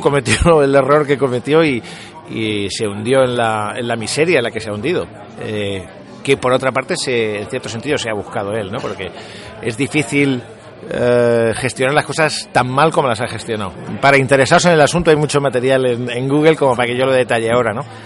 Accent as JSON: {"language": "Spanish", "town": "Albacete", "region": "Castilla-La Mancha", "country": "Spain", "moved": "yes", "lives_now": "Madrid, Spain", "said": "yo soy de Albacete"}